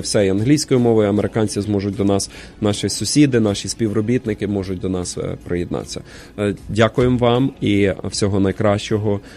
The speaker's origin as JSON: {"language": "Ukrainian", "country": "Ukraine", "moved": "yes", "lives_now": "Portland, United States", "said": "всі ми з вами, вихідці з України"}